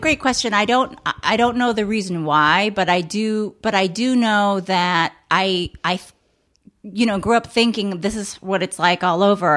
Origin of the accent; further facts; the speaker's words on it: Chicago, Illinois, United States; moved away as an adult; now in Los Angeles, United States; born and raised in Chicago